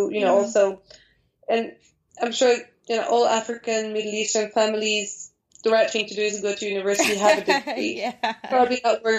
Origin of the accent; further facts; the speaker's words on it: Brussels, Brussels-Capital Region, Belgium; moved away as an adult; also born or lived in Paris, France; now in London, United Kingdom; So I was born in Belgium. My parents were very attached to their Moroccan roots. So they really raised us in a very Moroccan environment, I mean, culturally.